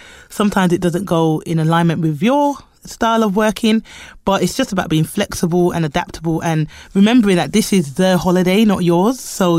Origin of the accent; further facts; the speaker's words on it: United Kingdom; born there; I'm Jamaican. I'm born in the UK, but I am Jamaican by heritage.